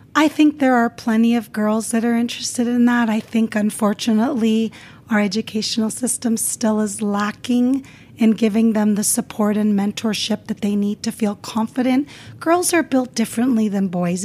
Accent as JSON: {"language": "English", "town": "Las Vegas", "region": "Nevada", "country": "United States", "tie": "born or raised there", "also_born_or_lived": "California", "second_language": "English", "said": "growing up in Las Vegas"}